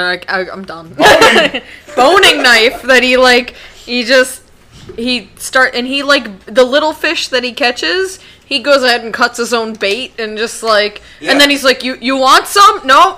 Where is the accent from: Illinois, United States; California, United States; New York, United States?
New York, United States; Western; Because I grew up in Western New York.